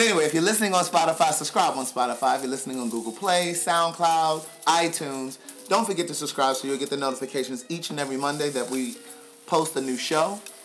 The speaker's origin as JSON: {"language": "English", "town": "Baltimore", "region": "Maryland", "country": "United States", "tie": "born or raised there", "moved": "as an adult", "lives_now": "Atlanta, United States", "said": "this is my hometown. This is where I grew up. I left here when I was 18, moved away for college."}